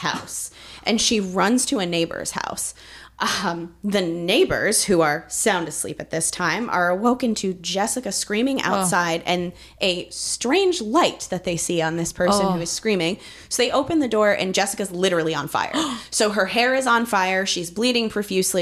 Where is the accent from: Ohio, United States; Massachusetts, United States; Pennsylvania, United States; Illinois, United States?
Massachusetts, United States; growing up in Massachusetts